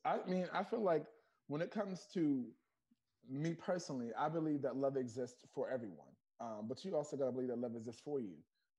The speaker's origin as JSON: {"language": "English", "region": "New York", "country": "United States", "also_born_or_lived": "Bronx, New York", "said": "I'm repping Harlem, New York all day, baby, but I live in the Bronx now, so I'm in the Bronx currently. But I'm from Harlem."}